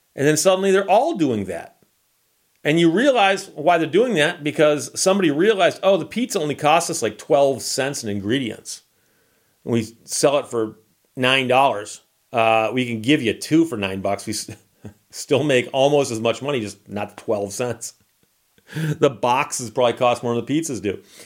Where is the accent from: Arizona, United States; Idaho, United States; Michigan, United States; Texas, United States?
Michigan, United States; I'm from Michigan.